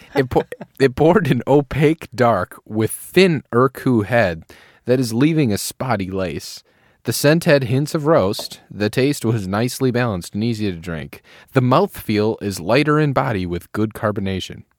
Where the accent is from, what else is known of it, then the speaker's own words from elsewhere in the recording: Manawa, Wisconsin, United States; We're from a, just a tiny little town. You probably never heard of it. We're near Green Bay